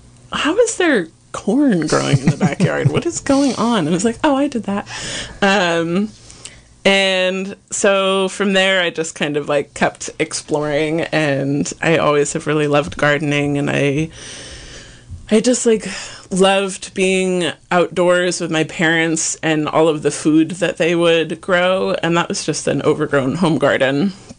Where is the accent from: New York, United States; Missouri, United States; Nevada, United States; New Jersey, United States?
New York, United States; Ithaca; moved away; also born or lived in Mendocino County, California; It doesn't have that vibe in Ithaca where I'm from.